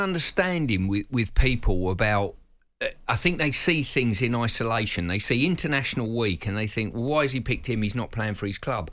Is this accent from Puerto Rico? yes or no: no; England, United Kingdom; we as English fans